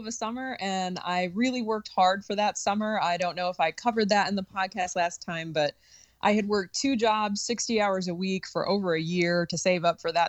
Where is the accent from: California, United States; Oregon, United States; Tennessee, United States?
Tennessee, United States; Sevierville; moving back to the town I grew up in Sevierville, Tennessee, Dolly Parton's hometown, just outside of the Great Smoky Mountains National Park.